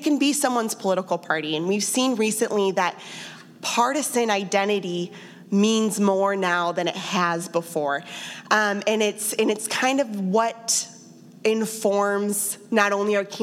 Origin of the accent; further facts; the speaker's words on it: Johnson County, Kansas, United States; I'm from Johnson County, and I live there now